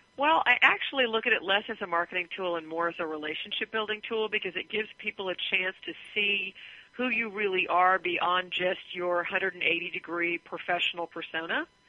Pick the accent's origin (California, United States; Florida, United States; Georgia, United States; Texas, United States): California, United States; Southern; moved away; also born or lived in Atlanta / Groton, Massachusetts; we were both from California. She was from Northern, I was from Southern